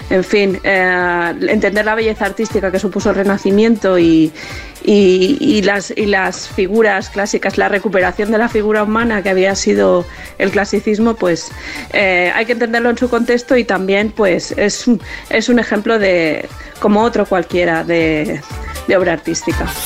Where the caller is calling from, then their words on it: Balearic Islands, Spain; Buenos días … de Mallorca.